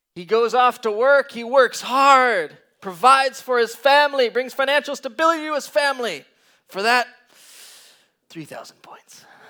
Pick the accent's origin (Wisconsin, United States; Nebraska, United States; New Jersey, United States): Wisconsin, United States; Green Bay; I come from Green Bay, Wisconsin